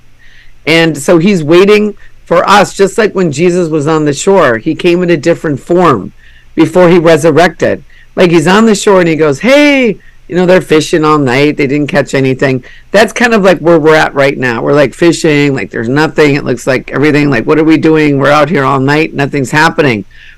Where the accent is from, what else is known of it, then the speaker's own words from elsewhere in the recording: Minnesota, United States; I'm from Minnesota, where we, you know, 10,000 lakes